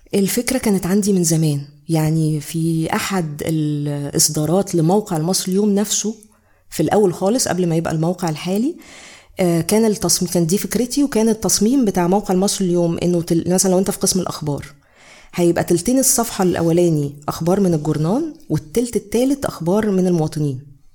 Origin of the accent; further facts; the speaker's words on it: Egypt; عندنا في مصر